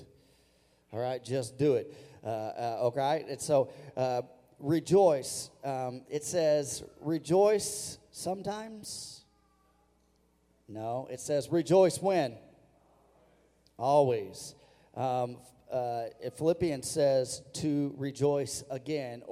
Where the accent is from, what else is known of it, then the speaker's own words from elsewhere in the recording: Missouri, United States; I grew up in Missouri